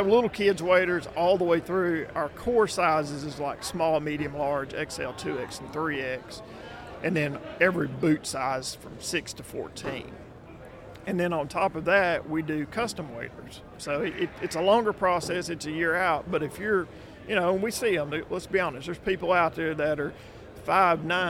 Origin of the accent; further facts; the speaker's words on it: Texarkana, Arkansas, United States; moved away as an adult; also born or lived in Conway, Arkansas / Little Rock, Arkansas / northwest Mississippi; now in Mississippi, United States; I grew up in Texarkana